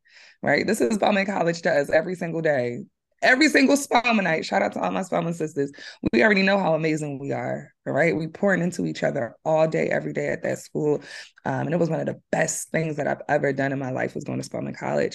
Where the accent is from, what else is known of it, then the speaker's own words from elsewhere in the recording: Philadelphia, Pennsylvania, United States; also born or lived in Atlanta, Georgia; I grew up in West Philly